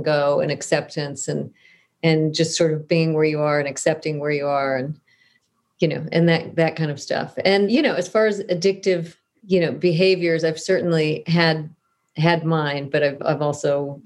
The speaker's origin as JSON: {"language": "English", "region": "Southern California", "country": "United States", "tie": "born or raised there", "said": "I grew up in Southern California"}